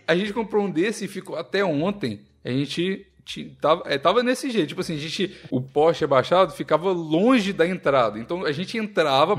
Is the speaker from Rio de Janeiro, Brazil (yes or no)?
no; Curvelo, Minas Gerais, Brazil; Eu nasci em Curvelo, minha cidade